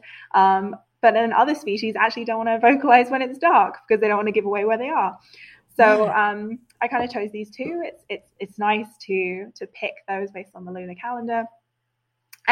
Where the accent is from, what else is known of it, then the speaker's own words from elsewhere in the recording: United Kingdom; As a British person